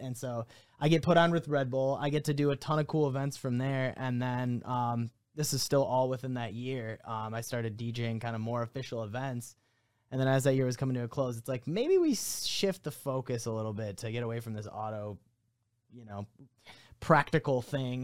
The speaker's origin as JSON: {"language": "English", "town": "South Lyon", "region": "Michigan", "country": "United States", "tie": "born or raised there", "also_born_or_lived": "Livonia, Michigan", "said": "originally I was born in Livonia area. I moved to South Lyon when I was in, like, fourth grade"}